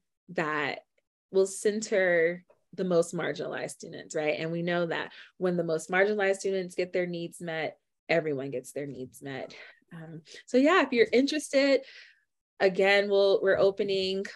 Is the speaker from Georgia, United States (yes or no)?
no; Miami, Florida, United States; moved away as an adult; now in Denver, United States; my growing up in Miami. So I was in GT in elementary through high school